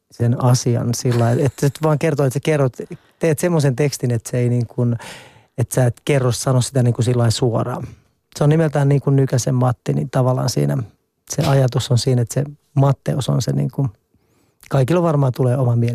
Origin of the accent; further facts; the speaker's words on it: Nurmijärvi, Uusimaa, Finland; Mä oon itse asiassa vielä enemmän äh, kylien mies. Mä oon tuolta Nurmijärveltä kotoisin